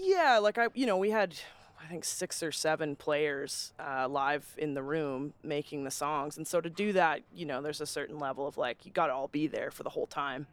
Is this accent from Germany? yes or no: no; Calgary, Alberta, Canada; growing up in Calgary